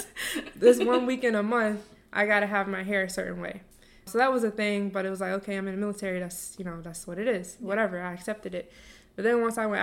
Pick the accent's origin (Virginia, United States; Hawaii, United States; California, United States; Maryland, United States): Virginia, United States; Norfolk; I grew up in Norfolk, so this whole city is nothing but military. We're the biggest naval base in the world